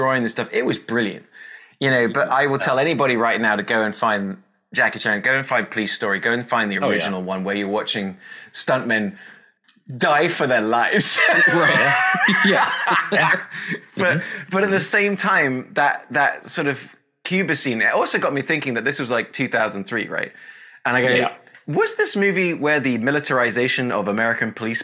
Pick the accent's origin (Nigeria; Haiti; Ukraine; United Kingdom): United Kingdom; moved away; As a British guy